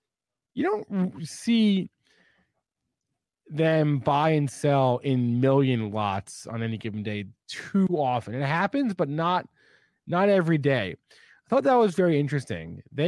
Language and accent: English; New Jersey, United States; I'm from New Jersey, man.